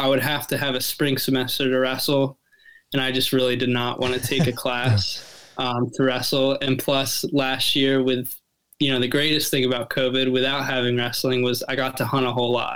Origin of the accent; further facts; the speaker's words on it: Southeast Pennsylvania, United States; I'm from Southeast PA. I live in Lancaster County.